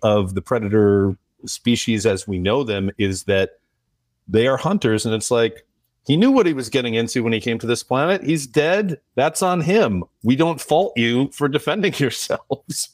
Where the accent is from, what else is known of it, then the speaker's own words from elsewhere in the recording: United States; as an American viewer